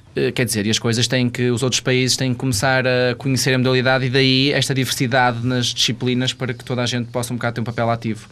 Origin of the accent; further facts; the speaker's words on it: Portugal; como português